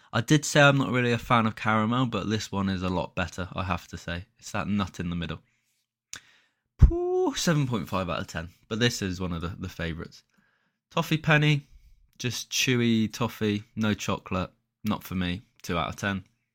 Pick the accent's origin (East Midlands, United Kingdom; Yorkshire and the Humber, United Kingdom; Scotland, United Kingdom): Yorkshire and the Humber, United Kingdom; Halifax; born there; So that was where I was born. So I was born in Halifax. Didn't live there long, mind you, but nice little point there.